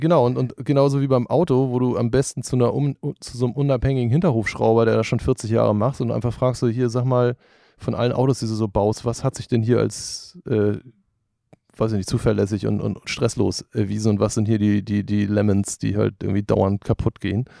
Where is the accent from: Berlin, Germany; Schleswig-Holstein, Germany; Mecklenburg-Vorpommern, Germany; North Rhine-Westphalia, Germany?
Schleswig-Holstein, Germany; Norderstedt; moved away as an adult; now in Hamburg, Germany; Ich bin in Hamburg geboren und in, in der Vorstadt aufgewachsen, Norderstedt